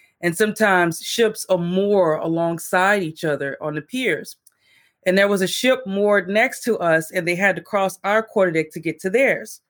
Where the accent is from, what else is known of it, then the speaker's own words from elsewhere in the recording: Texas, United States; I grew up in Texas. I'm from Texas